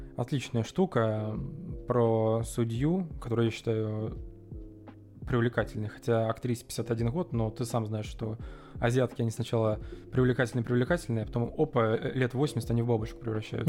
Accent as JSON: {"language": "Russian", "country": "Russia", "also_born_or_lived": "Tula", "said": "мы из России"}